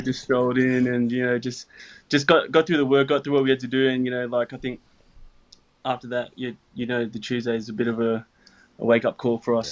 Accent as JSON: {"language": "English", "country": "Australia", "tie": "born or raised there", "said": "when I was growing up in Australia"}